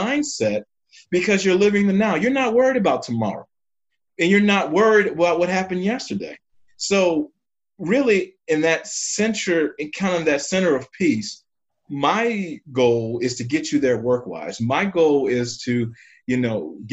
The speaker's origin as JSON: {"language": "English", "town": "New Orleans", "region": "Louisiana", "country": "United States", "moved": "yes", "lives_now": "St. Louis, United States", "said": "I'm in St. Louis, Missouri, and I'm originally from New Orleans, Louisiana"}